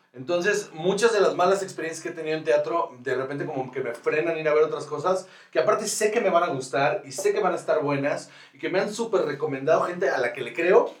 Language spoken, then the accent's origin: Spanish; Guaymas, Sonora, Mexico; moved away as an adult; now in Mexico City, Mexico; yo soy de Guaymas, Sonora.